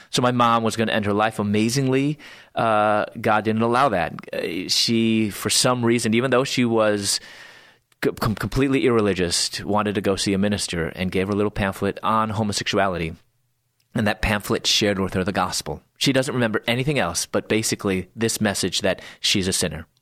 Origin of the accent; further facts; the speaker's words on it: Chicago, Illinois, United States; moved away as an adult; also born or lived in Louisville, Kentucky; I was born in Chicago area